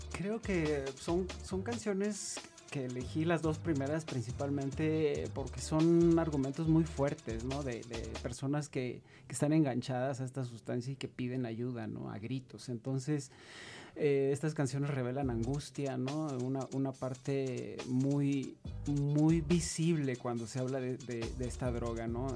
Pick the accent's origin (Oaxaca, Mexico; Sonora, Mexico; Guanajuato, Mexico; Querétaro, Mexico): Sonora, Mexico; Hermosillo; moved away; yo soy de Sonora, del norte del país, de México